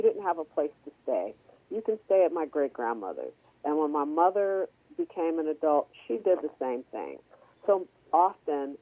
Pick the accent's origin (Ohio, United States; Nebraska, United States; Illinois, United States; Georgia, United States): Ohio, United States; Cleveland; I was born and raised in Cleveland